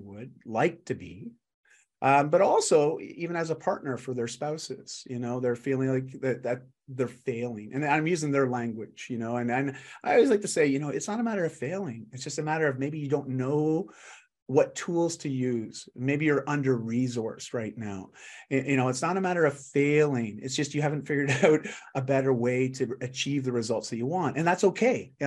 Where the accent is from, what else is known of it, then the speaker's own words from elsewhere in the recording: Canada; I'm just Canadian